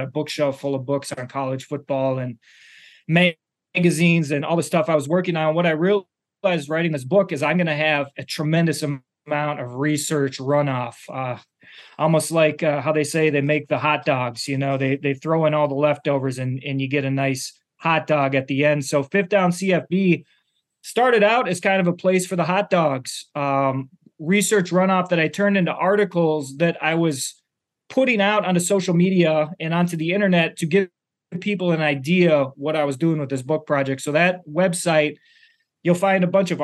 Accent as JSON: {"language": "English", "town": "Minneapolis", "region": "Minnesota", "country": "United States", "tie": "born or raised there", "also_born_or_lived": "Iowa City, Iowa", "said": "I grew up in Minneapolis with the Gophers were the local team"}